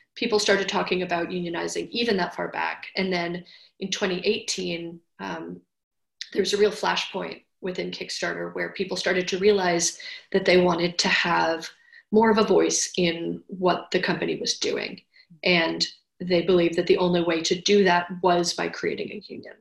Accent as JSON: {"language": "English", "town": "New York City", "region": "New York", "country": "United States", "tie": "born or raised there", "said": "I was born in Manhattan."}